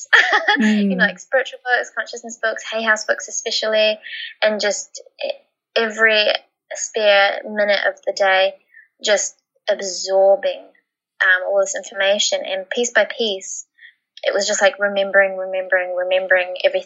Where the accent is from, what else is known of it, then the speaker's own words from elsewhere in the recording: New Zealand; moved away as an adult; now in Australia; by 18, I moved from New Zealand to Australia with my partner